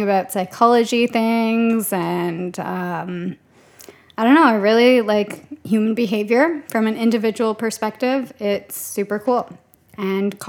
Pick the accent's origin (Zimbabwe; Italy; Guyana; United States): Guyana; Is it a pro or con to be Guyanese?